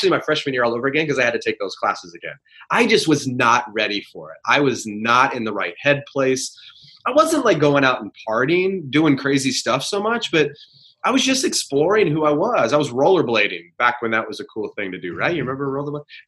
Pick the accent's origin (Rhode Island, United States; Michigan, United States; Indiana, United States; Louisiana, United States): Indiana, United States; West Lafayette; growing up in West Lafayette, Indiana, that's Purdue country